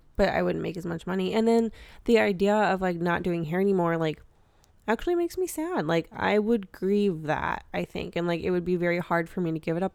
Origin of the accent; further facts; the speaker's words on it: Wisconsin, United States; I'm from Wisconsin